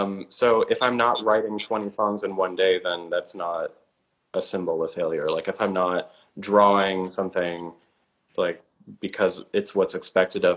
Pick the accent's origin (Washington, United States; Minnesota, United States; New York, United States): Minnesota, United States; moved away; I grew up in Minnesota